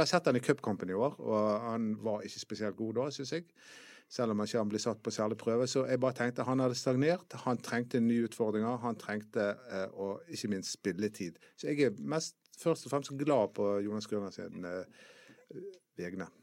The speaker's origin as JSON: {"language": "Norwegian", "town": "Bergen", "region": "Vestland", "country": "Norway", "said": "Jeg er fra Tertnes"}